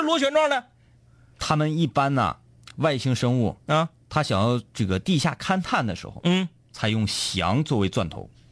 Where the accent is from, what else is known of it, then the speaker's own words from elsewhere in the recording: Northeast China, China; 我们东北这边